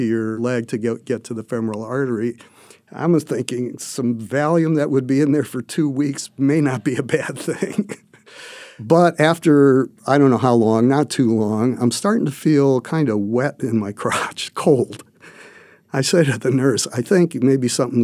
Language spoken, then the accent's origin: English; Cleveland, Ohio, United States; moved away; I came from Cleveland